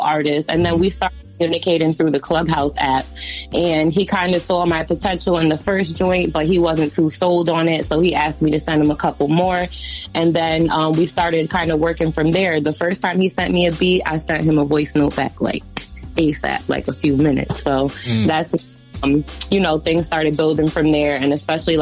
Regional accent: Albany, New York, United States; I'm from Albany, like we upstate, we outside

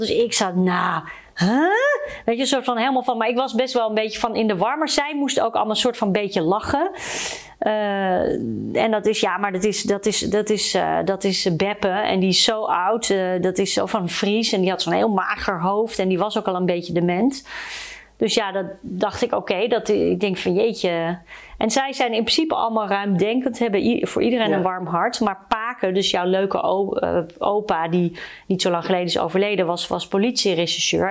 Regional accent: Suriname; now in Netherlands; ik uit Suriname kom.

